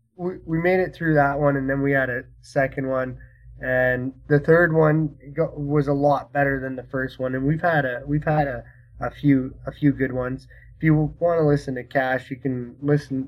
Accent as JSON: {"language": "English", "country": "Canada", "said": "I'm Canadian"}